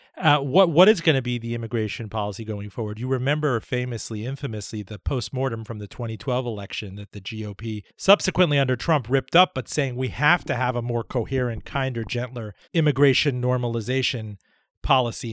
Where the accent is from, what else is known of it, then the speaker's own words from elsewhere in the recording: Miami, Florida, United States; moved away; Joining me from Miami, my hometown